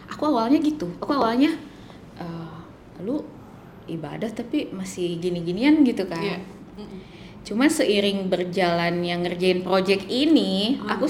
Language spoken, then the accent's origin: Indonesian; West Java, Indonesia; gitu aku orang Sunda